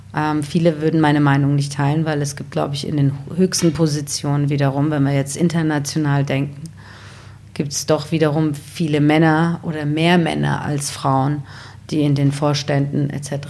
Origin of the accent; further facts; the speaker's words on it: Wiesbaden, Hesse, Germany; also born or lived in Iran / Bad Homburg; now in Berlin, Germany; ich bin in Wiesbaden aufgewachsen